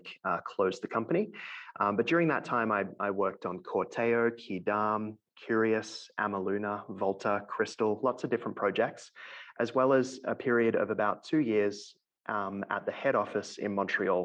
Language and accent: English; Melbourne, Victoria, Australia; moved away as an adult; now in London, Canada; So I'm originally from Melbourne, Australia, and I now live in London, Ontario, which is about 2 hours west of Toronto in Canada